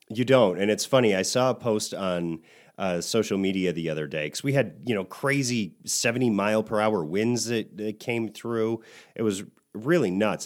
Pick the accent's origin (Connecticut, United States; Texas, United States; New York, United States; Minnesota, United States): New York, United States; now in Nevada, United States; we were growing up in New York